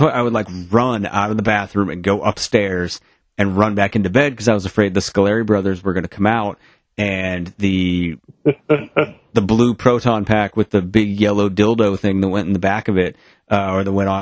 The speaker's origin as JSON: {"language": "English", "region": "Maine", "country": "United States", "said": "I am from somewhere in Maine"}